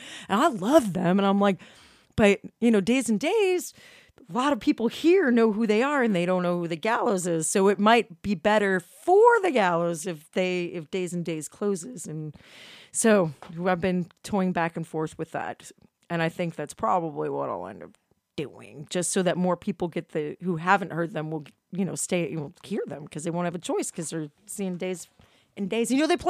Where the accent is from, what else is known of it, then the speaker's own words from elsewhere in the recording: Chicago, Illinois, United States; I'm from Chicago, and we always made fun of people from Wisconsin.